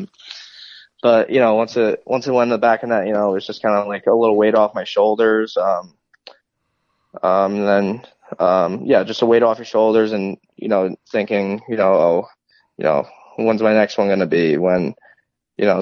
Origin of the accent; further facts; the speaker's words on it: Connecticut, United States; moved away; my hometown, you know, close to home.